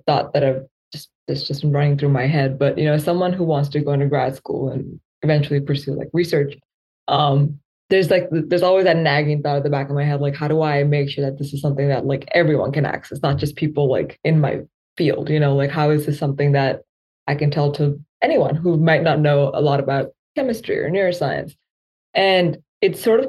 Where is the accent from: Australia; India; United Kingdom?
India; I'm from India